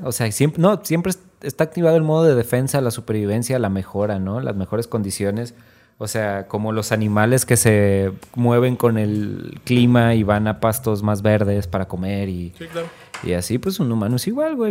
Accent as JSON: {"language": "Spanish", "town": "Tepic", "region": "Nayarit", "country": "Mexico", "said": "somos de Tepic"}